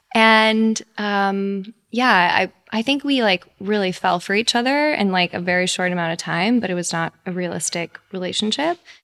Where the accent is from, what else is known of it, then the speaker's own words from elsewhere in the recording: Texas, United States; moved away as an adult; now in New York, United States; I grew up in Texas